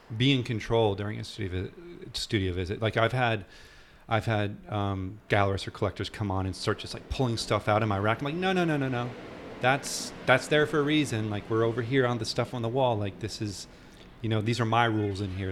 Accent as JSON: {"language": "English", "region": "New Hampshire", "country": "United States", "tie": "born or raised there", "said": "the area I grew up in in New Hampshire"}